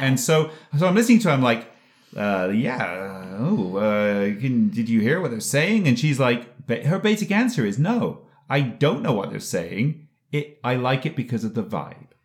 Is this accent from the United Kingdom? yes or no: yes; England, United Kingdom; moved away; when I was a kid growing up in England